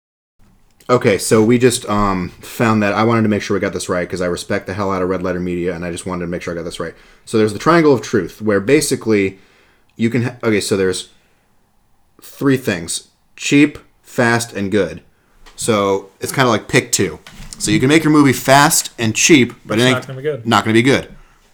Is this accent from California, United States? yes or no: yes; near Disneyland in California, United States; I grew up near Disneyland in California